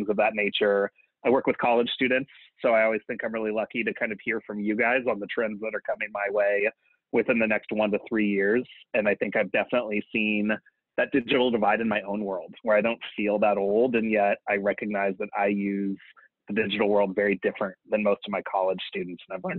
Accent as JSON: {"language": "English", "region": "New Mexico", "country": "United States", "tie": "born or raised there", "moved": "as an adult", "said": "growing up in New Mexico, where we don't really have any Jesuit schools of any variety or anything else"}